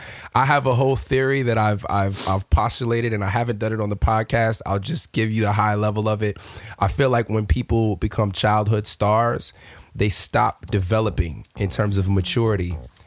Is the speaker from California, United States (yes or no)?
yes; Southern California, United States; moved away; being somebody growing up in Southern California